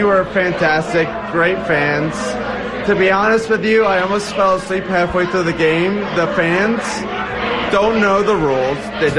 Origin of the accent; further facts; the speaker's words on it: Atlanta, Georgia, United States; I grew up in Atlanta